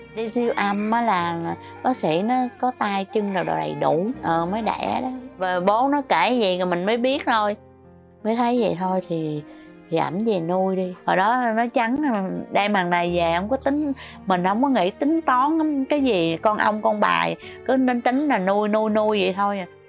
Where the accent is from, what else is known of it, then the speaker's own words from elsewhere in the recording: Sóc Trăng, Vietnam; now in Ho Chi Minh City, Vietnam; quê tôi ở Sóc Trăng Hồi nhỏ